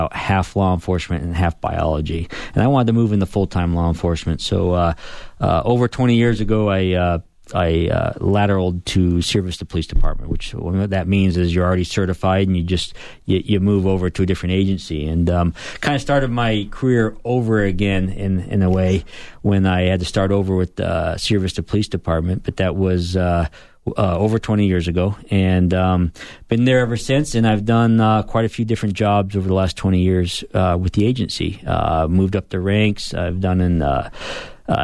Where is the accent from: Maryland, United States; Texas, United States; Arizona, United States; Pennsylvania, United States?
Arizona, United States; I'm an Arizona native, and actually come from a family of law enforcement